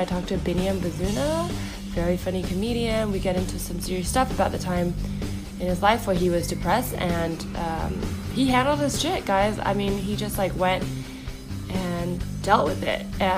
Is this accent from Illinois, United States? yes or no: no; the Bay Area, California, United States; I grew up in the Bay, so it's like, you know, Mountain View, Palo Alto, all